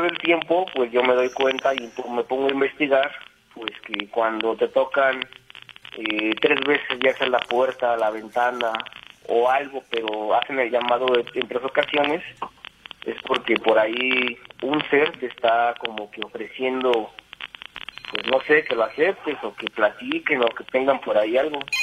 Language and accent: Spanish; Querétaro, Mexico; also born or lived in Iztapalapa, Mexico City; yo nací en Iztapalapa. Me trajeron mis papás para aquí, para la ciudad de Querétaro.